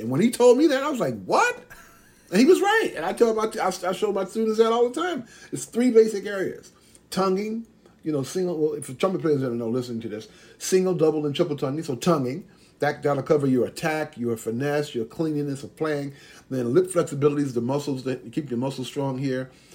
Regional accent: Atlanta, Georgia, United States; I grew up in Atlanta, Georgia

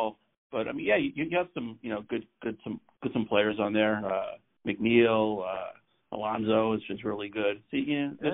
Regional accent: New York City, New York, United States; now in Connecticut, United States; I'm originally from Queens, like you.

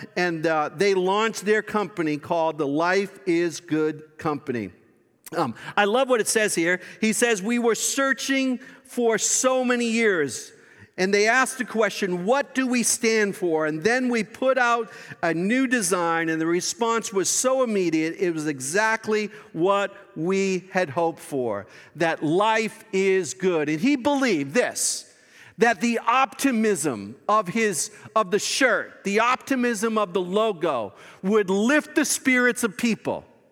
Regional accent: Boston, Massachusetts, United States; that's my hometown.

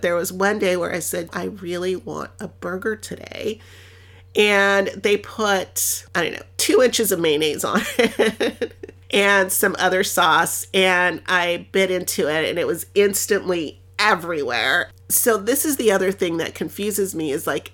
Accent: Los Angeles, California, United States; first language Spanish; English is a second language; I'm from Los Angeles and I love my city.

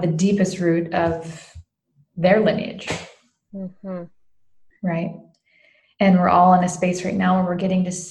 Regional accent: the South, United States; I grew up in the South

